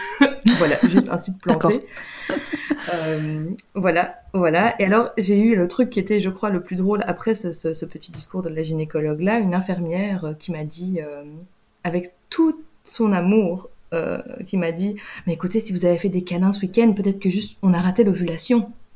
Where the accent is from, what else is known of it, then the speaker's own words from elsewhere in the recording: Belgium; moved away as an adult; en vivant en Belgique, en étant belge.